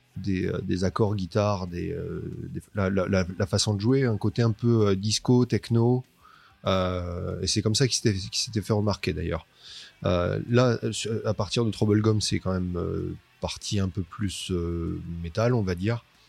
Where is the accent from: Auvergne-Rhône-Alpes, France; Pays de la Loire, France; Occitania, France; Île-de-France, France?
Occitania, France; Toulouse; on est de Toulouse